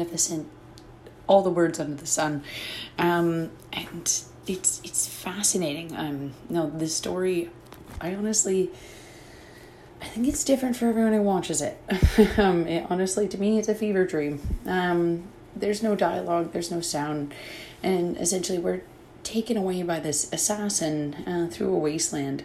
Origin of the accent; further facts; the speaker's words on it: Canada; being a Canadian